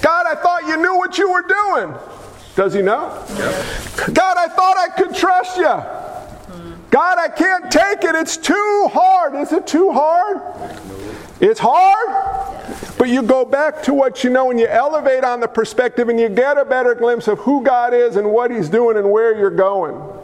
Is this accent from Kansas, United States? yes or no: no; New York, United States; I'm a New Yorker